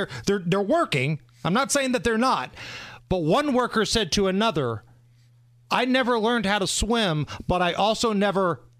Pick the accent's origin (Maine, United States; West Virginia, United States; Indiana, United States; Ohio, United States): Indiana, United States; Beech Grove; also born or lived in Muncie; Listen, I grew up in Beech Grove and went to school in Muncie.